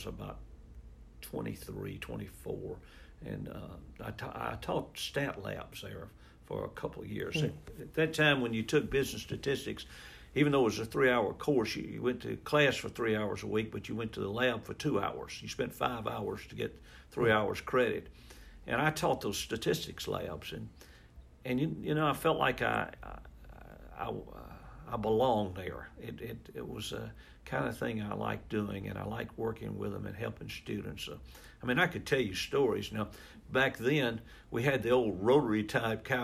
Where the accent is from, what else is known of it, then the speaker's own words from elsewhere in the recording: Moss Point, Mississippi, United States; I was born in Mississippi, in Moss Point, Mississippi, or outside of Moss Point, Mississippi, and I graduated from high school there